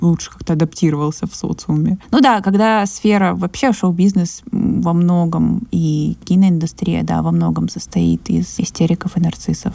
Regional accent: Krasnodar, Krasnodar Krai, Russia; у меня в моем родном городе, то есть в москве это побольше, но э, в Краснодаре

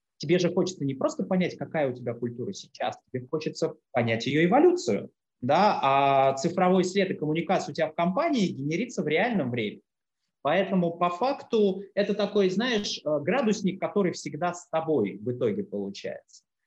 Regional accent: Russia

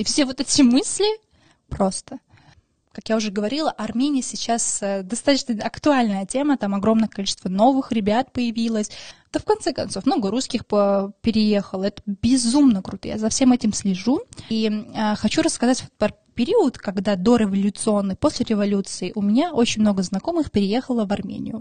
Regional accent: Moscow, Russia; Russian is a second language; also born or lived in Maralik, Shirak Province, Armenia; мне 24 года, я из Москвы. И я обожаю Москву, собственно, тут живу уже 20 лет

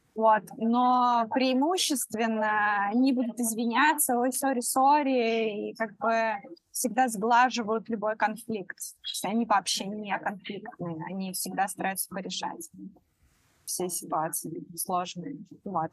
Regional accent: Belarus; moved away as an adult; now in Bali, Indonesia; Я из Беларуси

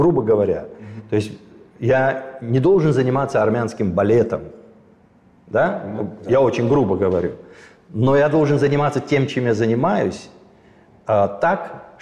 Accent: Armenia; Мне кажется, это гораздо важнее и сильнее, чем если бы я как армянин занимался пропагандой армянского балета

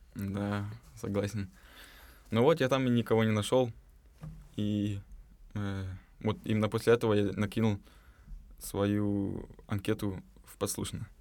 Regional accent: Novosibirsk, Novosibirsk Oblast, Russia; moved away as an adult; now in Moscow, Russia; из Новосибирска переехал в, в этом году.

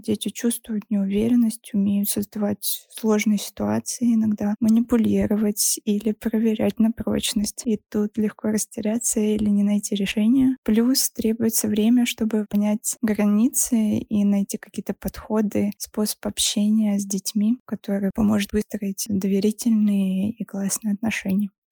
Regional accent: Saint Petersburg, Russia; Мне 34, я из Петербурга.

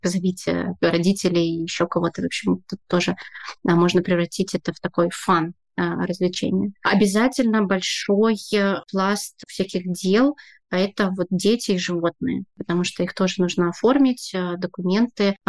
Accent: Saint Petersburg, Russia; moved away as an adult; now in Tbilisi, Georgia; я из Петербурга

